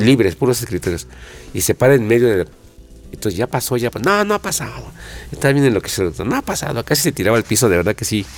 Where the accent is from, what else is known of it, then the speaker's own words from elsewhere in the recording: Mexico City, Mexico; also born or lived in Aragón; De niños ahí nos poníamos a jugar fútbol, coladeritas